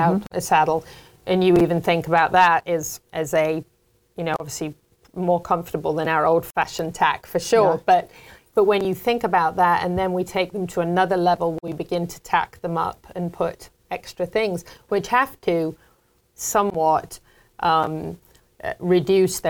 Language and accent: English; England, United Kingdom; moved away; when I was a little girl growing up in England